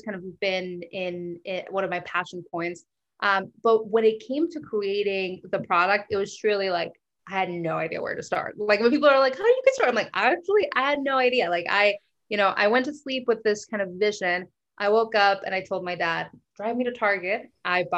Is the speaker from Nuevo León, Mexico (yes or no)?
yes; Monterrey, Nuevo León, Mexico; moved away as an adult; now in United States; So I was born and raised in Mexico. I lived there. I did college in Mexico. So I'm kind of only been in the U.S. for about 10 years